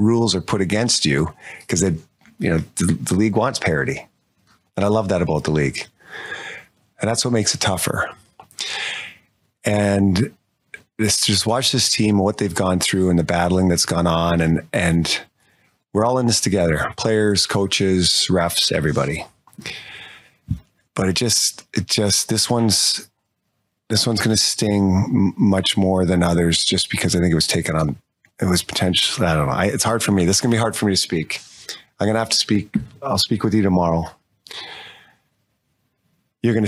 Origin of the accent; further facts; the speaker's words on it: Canada; being a Canadian kid growing up